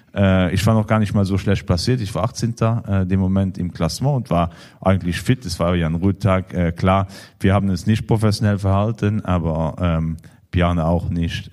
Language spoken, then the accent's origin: German; Luxembourg; für uns als Luxemburger